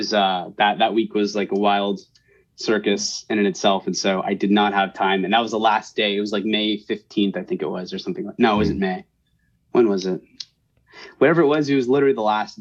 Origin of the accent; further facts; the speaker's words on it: right outside of San Francisco, Northern California, United States; also born or lived in New York City; I was born and raised in California, NorCal, right outside of San Francisco